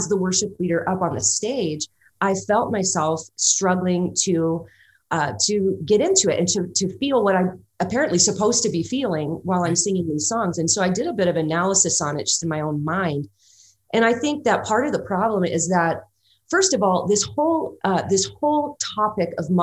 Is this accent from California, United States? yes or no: yes; Los Angeles, California, United States; I grew up in Los Angeles, California.